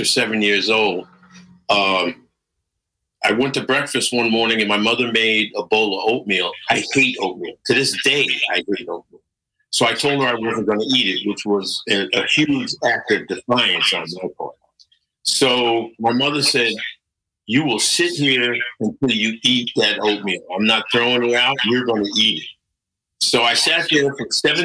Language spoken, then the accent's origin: English; Connecticut, United States; accent: American; moved away; also born or lived in New York; I was living in Connecticut. I was raised in Connecticut